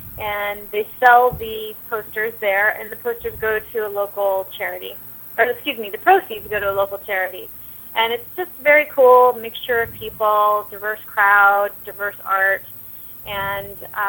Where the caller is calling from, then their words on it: Manhattan, New York, United States; Yeah, I'm calling you from Manhattan, and it is a beautiful summer day.